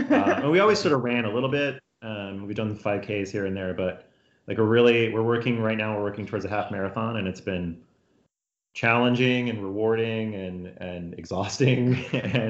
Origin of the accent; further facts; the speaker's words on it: Texas, United States; moved away; I'm from Texas, and so growing up in Texas